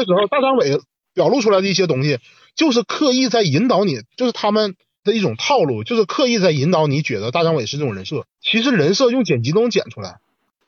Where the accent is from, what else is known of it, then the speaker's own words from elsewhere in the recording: Northeast China, China; 作为一个东北人